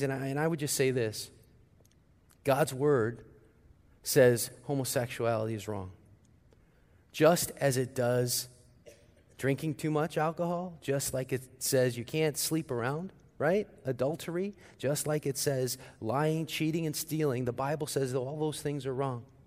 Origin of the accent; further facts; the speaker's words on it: St. Louis, Missouri, United States; moved away; my hometown, Saint Louis